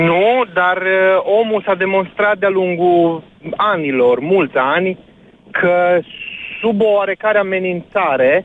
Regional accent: Arad, Arad County, Romania; eu acum, în momentul ăsta, chiar vorbesc de Arad, că sunt din Arad

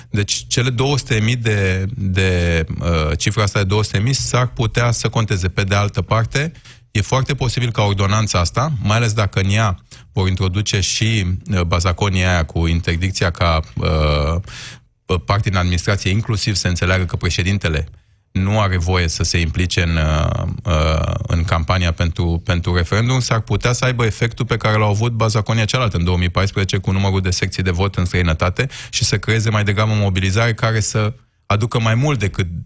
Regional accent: Romania; viziunea noastră ca, ca român

